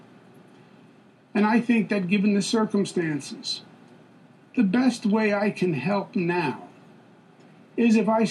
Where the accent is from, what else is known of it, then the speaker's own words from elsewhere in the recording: New York, United States; I am a New Yorker, born and bred.